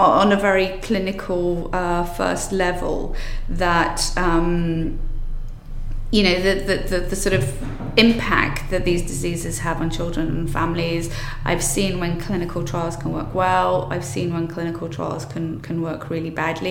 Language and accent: English; Wales, United Kingdom; I'm Welsh